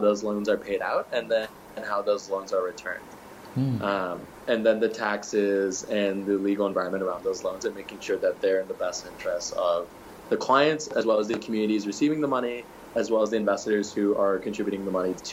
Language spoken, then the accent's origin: English; Michigan, United States; born and raised in Michigan, went to Michigan